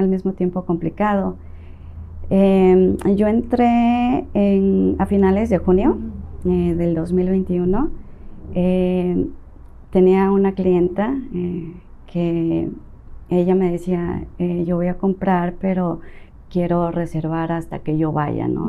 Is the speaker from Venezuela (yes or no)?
no; Tabasco, Mexico; moved away; also born or lived in Las Choapas, Veracruz; yo soy originaria de Las Chopas, Veracruz. Crecí mucho tiempo en Tabasco